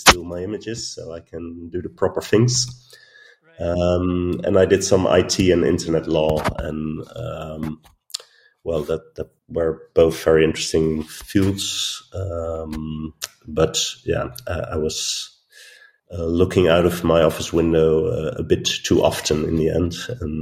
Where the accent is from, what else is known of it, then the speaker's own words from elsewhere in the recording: Netherlands; now in Arnhem, Netherlands; I'm from the Netherlands, born and raised on the coast in a little town. I moved to Arnhem, which is close to the German border, and I live there now for 20 years